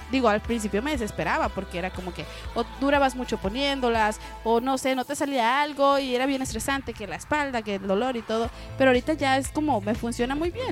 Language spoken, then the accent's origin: Spanish; Mexico; como buenos mexicanos